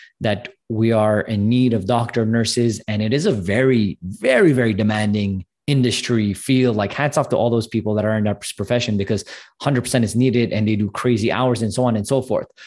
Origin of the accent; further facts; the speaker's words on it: Montreal, Quebec, Canada; I'm actually from Canada, from Montreal.